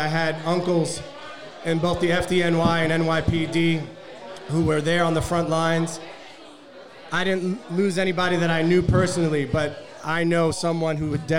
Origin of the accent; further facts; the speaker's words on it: New York City, New York, United States; being a New Yorker growing up in Brooklyn, New York